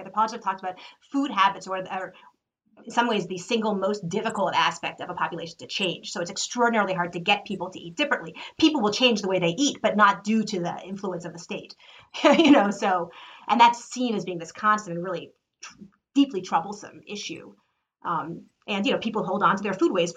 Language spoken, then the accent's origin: English; United States; as an American